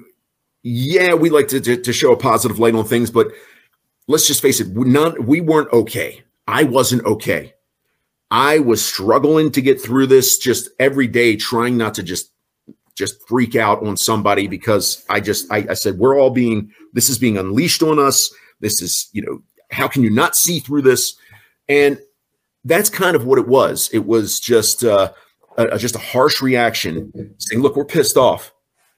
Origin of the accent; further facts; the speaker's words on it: York, Pennsylvania, United States; I'm just somebody from York, Pennsylvania